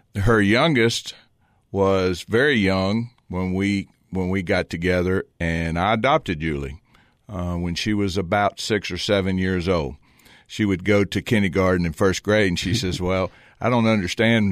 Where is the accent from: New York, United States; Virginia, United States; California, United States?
Virginia, United States; Lynchburg; moved away as an adult; now in Cookeville, United States; I was born and raised in Lynchburg, Virginia